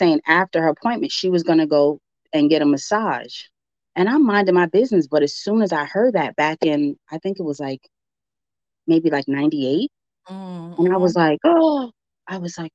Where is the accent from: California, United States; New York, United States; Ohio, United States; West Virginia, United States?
New York, United States; I'm a New Yorker to the heart. I left New York for a little bit